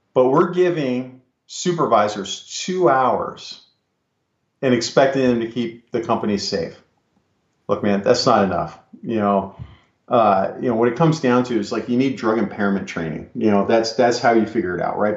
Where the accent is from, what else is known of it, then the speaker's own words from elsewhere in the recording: California, United States; I'm from California, I worked in the San Francisco Bay Area